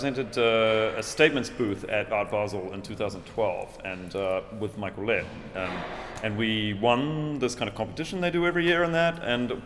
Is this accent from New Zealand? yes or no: yes; New Zealand; moved away; my hometown